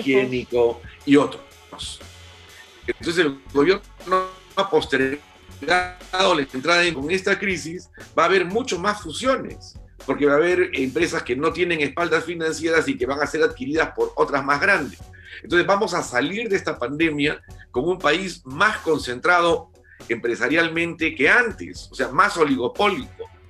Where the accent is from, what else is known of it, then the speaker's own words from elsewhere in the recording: Peru; todos somos peruanos